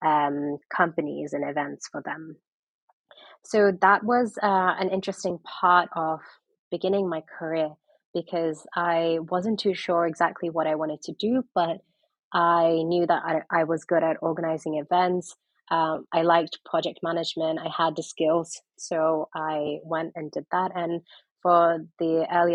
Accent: London, United Kingdom; also born or lived in Pakistan / New York; I am originally Pakistani, but I am from London

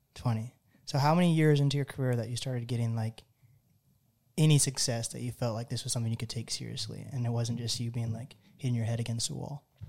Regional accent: Seattle area, Washington, United States; I'm from the Seattle area too

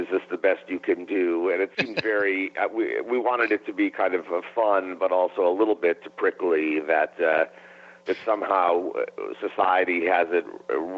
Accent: Cleveland, Ohio, United States; growing up in Cleveland, Ohio

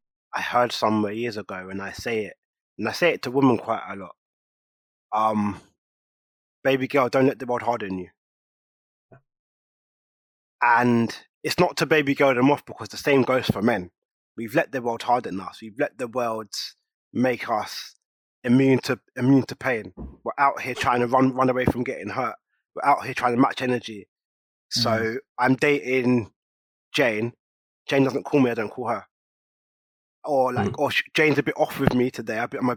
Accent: St. Lucia; now in London, United Kingdom; I'm from St. Lucia, I live in London, am I okay with that?

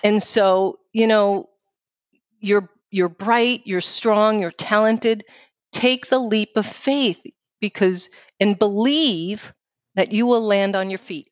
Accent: New York City, New York, United States; accent: New York; moved away; I grew up uh, in New York City

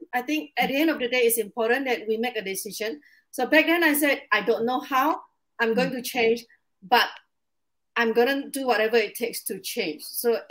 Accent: Indonesia; English is a second language; now in Singapore; So I'm an immigrant. I came from Indonesia to Singapore, and I've been living here for 19 years.

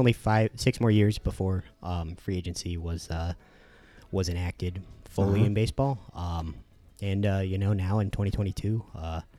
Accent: Indiana, United States; moved away; also born or lived in Eugene, Oregon; growing up in Indiana near Purdue

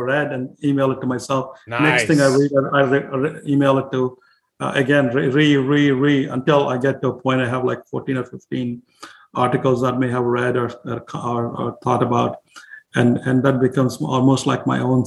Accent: India; now in United States; when I was growing up in India

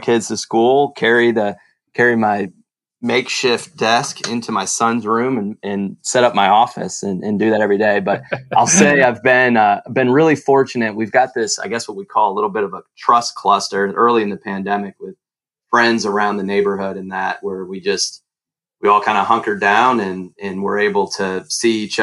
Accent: Syracuse, New York, United States; I grew up in Syracuse, New York, huge Cuse fan

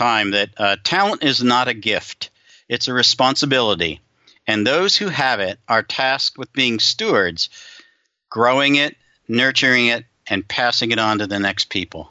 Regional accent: Southern California, United States; moved away; also born or lived in Denver; I grew up in Southern California. I know I've emigrated to the other part of the world

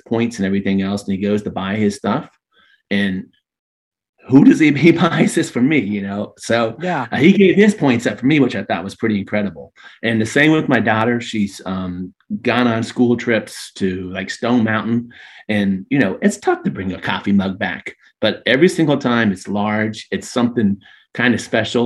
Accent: Daytona Beach, Florida, United States; also born or lived in Orlando; I'm a true Floridian, born and raised in Daytona Beach

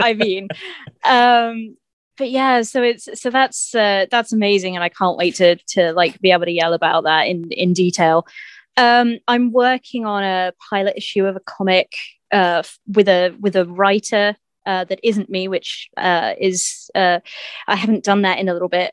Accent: Winchester, South East England, United Kingdom; in Winchester, my hometown

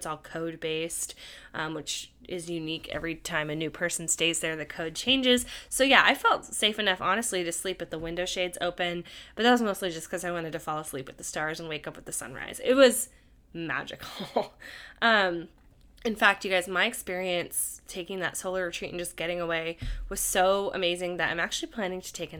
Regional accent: California, United States; something I didn't really grow up with as much growing up in the Bay Area.

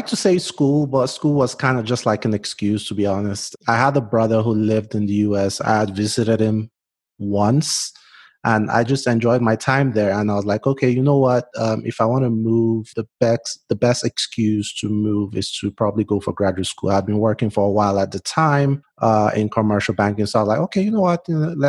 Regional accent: Port Harcourt, Rivers State, Nigeria; now in United States; I'm Nigerian. I was born in South Nigeria, a state called Port Harcourt, which is like a seaside city.

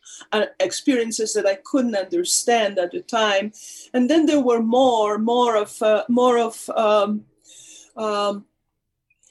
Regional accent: Poland; moved away; I was born in Poland. My parents were actors. I grew up in an actor's family.

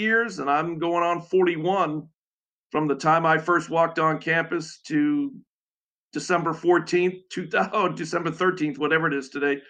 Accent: Boston, Massachusetts, United States; moved away; growing up in the Boston area

